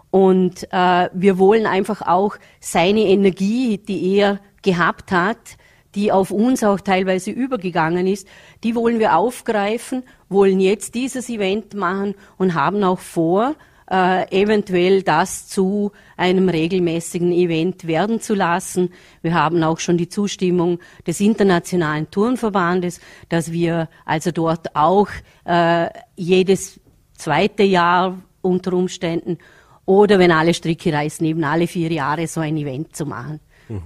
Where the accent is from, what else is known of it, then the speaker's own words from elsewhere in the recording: Vorarlberg, Austria; hier bei uns in Vorarlberg